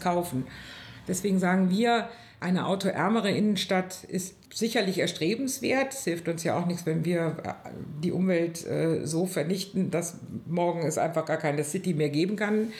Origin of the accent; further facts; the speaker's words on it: Bonn, North Rhine-Westphalia, Germany; bin eine Urbonnerin.